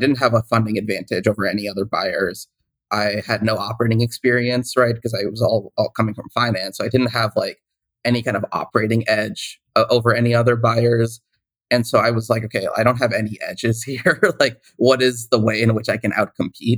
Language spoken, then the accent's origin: English; Seattle, Washington, United States; also born or lived in Boston; I grew up in the Seattle area